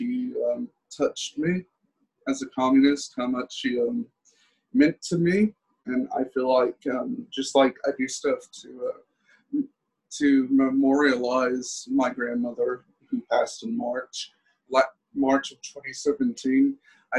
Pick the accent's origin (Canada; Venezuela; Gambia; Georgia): Venezuela; moved away; my homeland, Venezuela